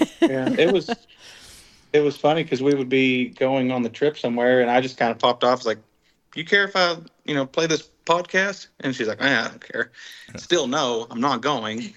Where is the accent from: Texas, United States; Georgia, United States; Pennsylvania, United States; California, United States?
Texas, United States; Dallas Fort Worth area; we're from Texas.